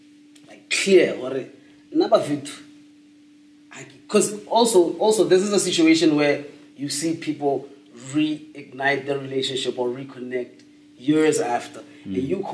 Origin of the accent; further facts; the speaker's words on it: Rustenburg, North West, South Africa; also born or lived in Meriting; where I grew up, Tlhabane